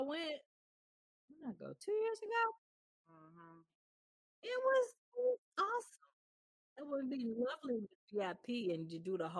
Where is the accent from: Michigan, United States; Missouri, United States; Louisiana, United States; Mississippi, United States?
Mississippi, United States; moved away as an adult; now in Chicago, United States; because I'm from Mississippi